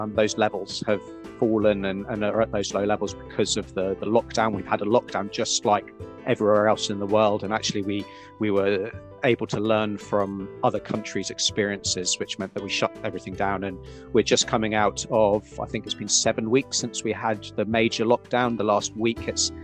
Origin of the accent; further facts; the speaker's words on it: United Kingdom; moved away as an adult; now in New Zealand; you'll probably tell from my accent, I'm originally from the UK